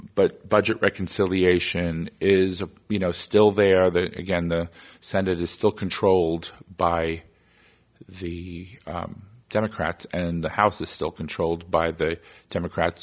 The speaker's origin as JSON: {"language": "English", "region": "New York", "country": "United States", "said": "my home state of New York"}